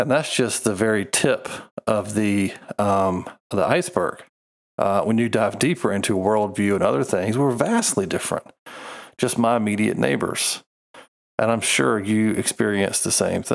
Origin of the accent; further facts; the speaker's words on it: United States; being an American